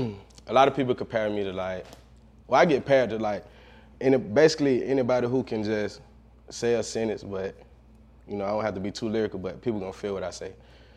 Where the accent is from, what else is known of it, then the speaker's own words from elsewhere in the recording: Valdosta, Georgia, United States; I'm actually from Valdosta, Georgia.